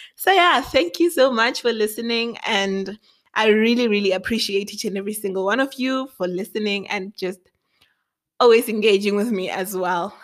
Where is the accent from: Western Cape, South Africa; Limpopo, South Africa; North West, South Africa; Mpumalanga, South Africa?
Limpopo, South Africa; Thohoyandou; moved away as an adult; also born or lived in Matangari (birthplace); now in Pretoria, South Africa; I grew up in Limpopo